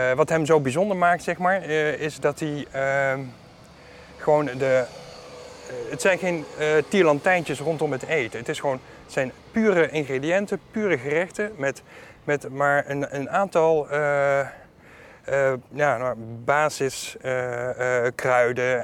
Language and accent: Dutch; Netherlands; Ik ben half Griek. Mijn vader is Griek, mijn moeder was Nederlandse. En eh, ik ben hier wel geboren en getogen